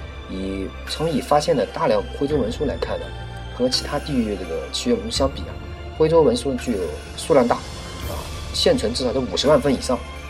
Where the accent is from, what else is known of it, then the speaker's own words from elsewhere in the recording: Anhui, China; 我是个安徽人